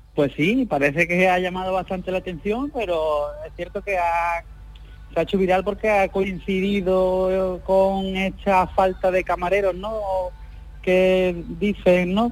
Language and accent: Spanish; Algeciras, Andalusia, Spain; nosotros somos natales de Algeciras